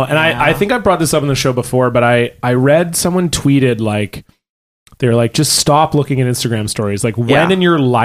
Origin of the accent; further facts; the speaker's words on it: Ontario, Canada; I grew up in Ontario